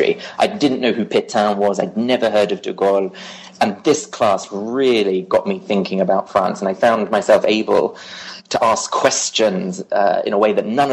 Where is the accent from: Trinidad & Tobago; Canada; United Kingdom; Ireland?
United Kingdom; London; I grew up in London and I went to a regular high school